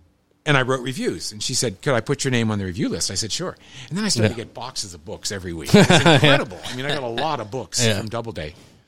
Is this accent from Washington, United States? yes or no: no; Bethel Park, Pennsylvania, United States; also born or lived in North Carolina / Brazil / France; I grew up in Bethel Park. My parents were still in Bethel Park.